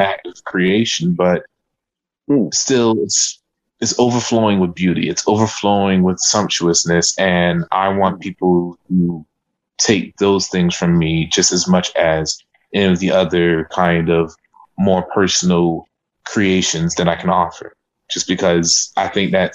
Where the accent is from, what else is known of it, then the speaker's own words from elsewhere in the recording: Savannah, Georgia, United States; from Savannah, Georgia